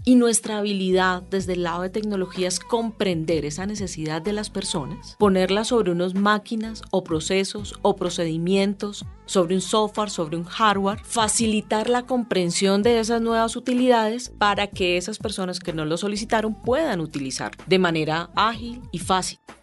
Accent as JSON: {"language": "Spanish", "town": "Ibagué", "region": "Tolima", "country": "Colombia", "tie": "born or raised there", "moved": "yes", "lives_now": "Bogotá, Colombia", "said": "yo ya llevo como 40 años en Bogotá, pero yo nací en Ibagué"}